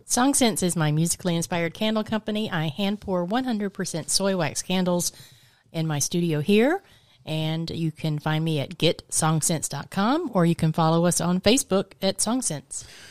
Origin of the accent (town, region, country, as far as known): Georgia, United States; also born or lived in Orlando, Florida; now in Florida, United States